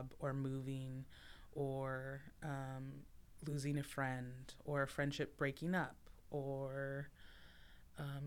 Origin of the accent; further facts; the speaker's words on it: Minto, Alaska, United States; also born or lived in Fairbanks, Alaska / Pacific Northwest / Olympia, Washington / Santa Fe, New Mexico; I was born in Fairbanks and raised between there and my home village of Minto, a lower Tanana Athabascan village